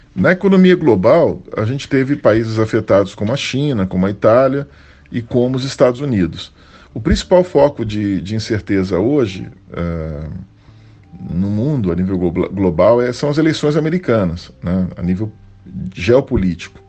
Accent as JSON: {"language": "Portuguese", "country": "Brazil", "said": "ainda mais sendo brasileiros"}